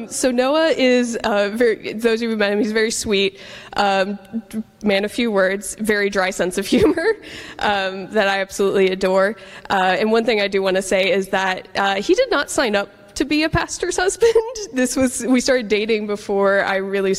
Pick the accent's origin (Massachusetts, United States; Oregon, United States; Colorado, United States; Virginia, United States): Oregon, United States; Portland; moved away as an adult; I was originally born and raised in Portland, Oregon, where I lived for the first 18 years of my life